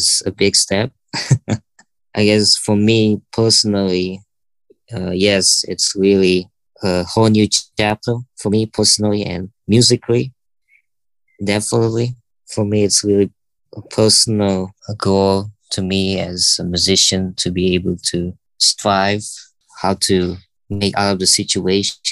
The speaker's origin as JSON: {"language": "English", "region": "Bali", "country": "Indonesia", "tie": "born or raised there", "also_born_or_lived": "Jakarta, Indonesia", "said": "Bali, where I was born"}